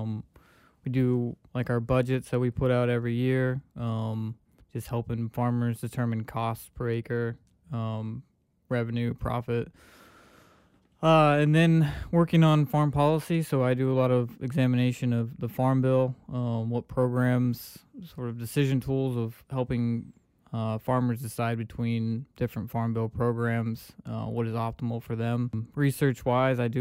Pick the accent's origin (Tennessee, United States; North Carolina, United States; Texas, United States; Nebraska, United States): Nebraska, United States; moved away as an adult; also born or lived in Oklahoma; now in Stoneville, United States; So I am from Nebraska originally. Grew up on a corn and soybean farm.